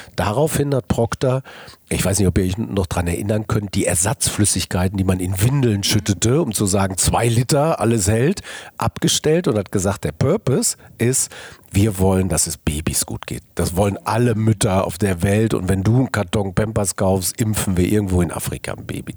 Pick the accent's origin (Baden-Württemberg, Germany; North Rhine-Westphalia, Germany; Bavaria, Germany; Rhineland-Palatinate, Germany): North Rhine-Westphalia, Germany; Ruhr area; also born or lived in Cologne; Ich bin geboren im Kohlenpott 1963 äh, und das prägt dich. Das heißt, du hast schon Maloche gelernt und Kumpelmentalität